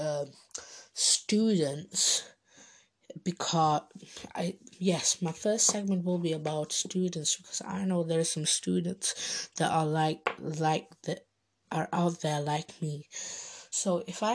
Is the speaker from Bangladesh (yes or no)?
yes; Bangladesh; So, my nationality is Bengali, I'm Bengali, so I'm Bangladeshi. I am from Bangladesh.